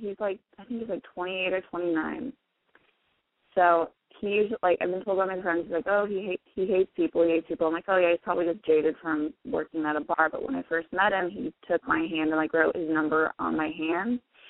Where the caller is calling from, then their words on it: Oregon, United States; I'm 23. And I'm calling from Oregon.